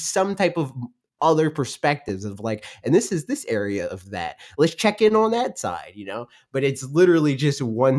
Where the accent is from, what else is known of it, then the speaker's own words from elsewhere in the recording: United States; I'm American.